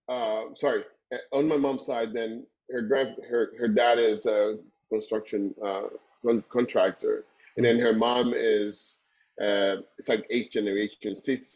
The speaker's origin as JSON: {"language": "English", "region": "Havana", "country": "Cuba", "tie": "born or raised there", "also_born_or_lived": "Párraga, Havana", "said": "So I come from growing up in Santo Suarez"}